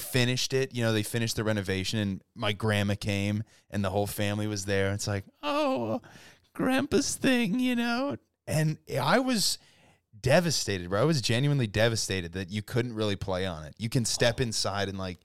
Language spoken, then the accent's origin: English; Rapid City, South Dakota, United States; moved away; So my hometown and his hometown, mm-hmm. Rapid City and Aberdeen